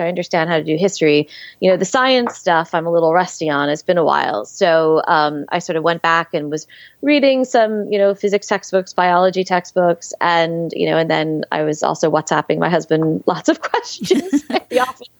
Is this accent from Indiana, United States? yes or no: no; New York City, New York, United States; growing up in New York City, um, you know, I used to walk by the New Yorker Hotel